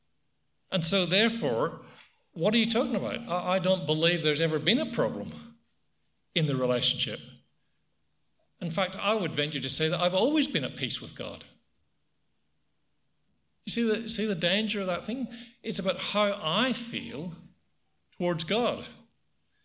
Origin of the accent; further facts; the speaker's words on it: Ireland; now in Australia; I come from Ireland